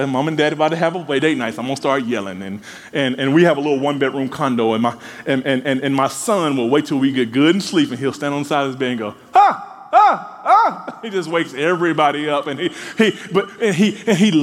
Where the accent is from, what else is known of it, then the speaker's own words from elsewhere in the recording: Mississippi, United States; growing up in Mississippi